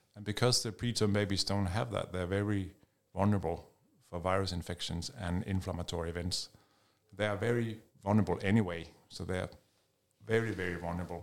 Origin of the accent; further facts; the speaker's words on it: Denmark; moved away as an adult; now in United Kingdom; I'm Danish, I'm from Denmark